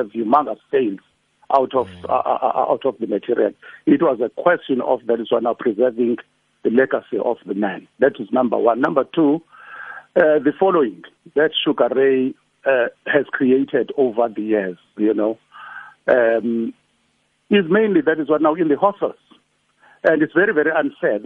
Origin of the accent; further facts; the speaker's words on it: Claremont, KwaZulu-Natal, South Africa; as a young boy growing up in Claremont